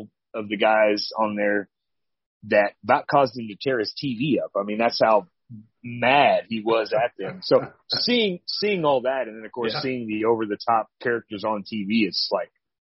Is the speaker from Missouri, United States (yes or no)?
yes; Chillicothe, Missouri, United States; I was born and raised in Missouri. I'm actually from a small little town called Chillicothe, Missouri